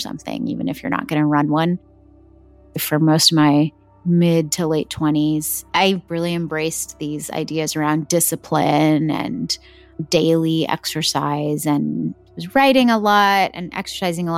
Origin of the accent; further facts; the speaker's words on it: Texas, United States; My parents were born and brought up in South India, and I was born and brought up in Texas in America.